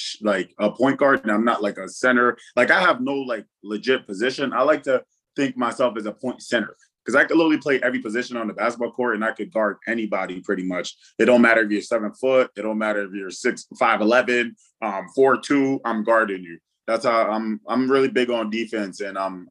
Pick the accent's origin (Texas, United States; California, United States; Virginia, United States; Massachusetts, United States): Massachusetts, United States; Worcester; also born or lived in Fargo, North Dakota; my hometown listed as I'll forever be listed as is Worcester, Massachusetts